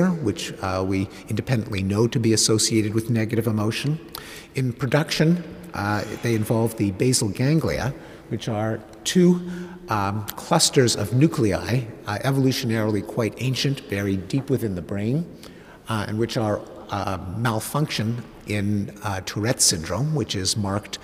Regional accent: Quebec, Canada; I grew up in Quebec, which at the time was a traditional Catholic society

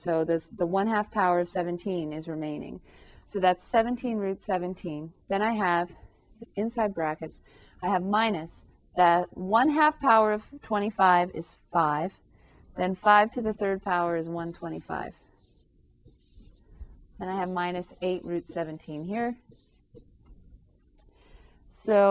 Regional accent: California, United States; I grew up in California

